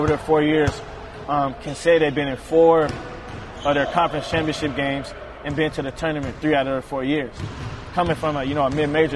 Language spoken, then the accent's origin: English; Oakland, California, United States; moved away as an adult; also born or lived in Montana; coming from Oakland and California, you're used to the fast-paced life, you know, city kid